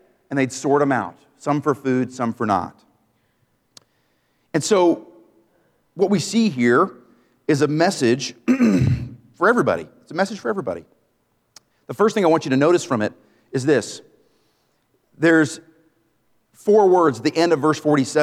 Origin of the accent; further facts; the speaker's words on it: Maine, United States; I grew up in Maine.